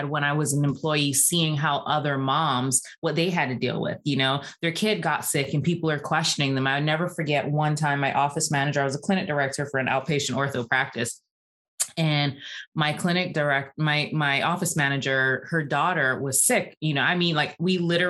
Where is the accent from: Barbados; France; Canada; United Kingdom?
Barbados; also born or lived in New York; now in Atlanta, United States; I grew up in Barbados. That's where I was born and raised.